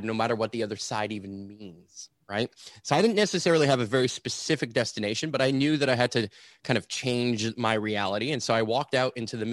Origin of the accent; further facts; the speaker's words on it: Montreal, Quebec, Canada; I'm here and born and raised in Montreal, Quebec, which is where I'm still based out